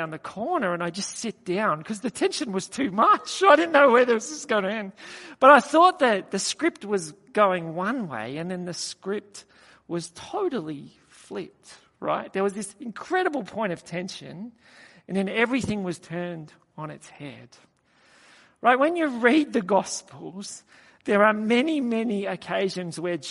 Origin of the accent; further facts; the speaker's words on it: Australia; I just said, "From Australia."